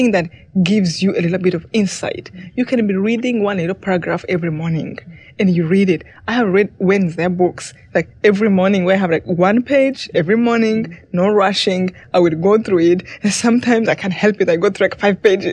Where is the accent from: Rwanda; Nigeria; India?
Rwanda; moved away; I came from Rwanda